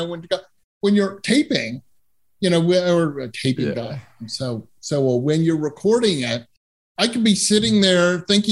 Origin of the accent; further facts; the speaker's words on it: Massachusetts, United States; moved away as an adult; also born or lived in Southern California / San Francisco / Boston; now in Bay Area, United States; I grew up in Massachusetts and went to college in Southern California